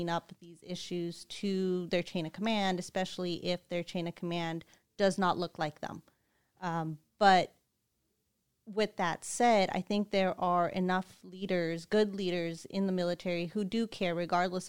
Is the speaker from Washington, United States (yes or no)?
no; California, United States; I am born and raised in California.